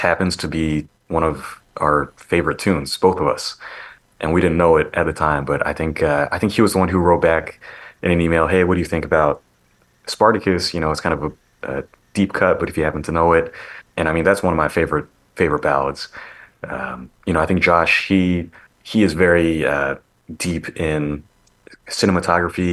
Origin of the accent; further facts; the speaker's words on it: St. Louis, Missouri, United States; moved away; also born or lived in Seattle, Washington; my hometown, St. Louis